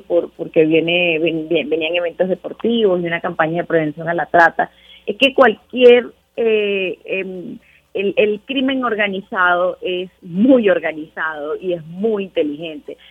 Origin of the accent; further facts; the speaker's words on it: Venezuela; now in Mexico; en realidad soy venezolana, pero vivo en México